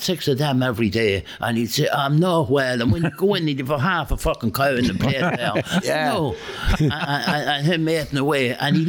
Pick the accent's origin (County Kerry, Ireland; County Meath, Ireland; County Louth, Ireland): County Louth, Ireland; Dundalk; Born down the quay, Paddy.